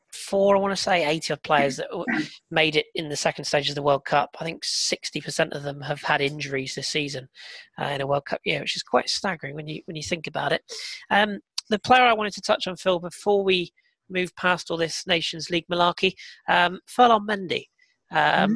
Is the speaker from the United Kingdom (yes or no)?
yes; England, United Kingdom; being an English person